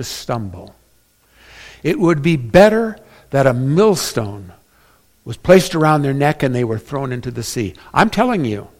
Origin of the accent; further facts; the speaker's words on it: Northern California, United States; I was born in NorCal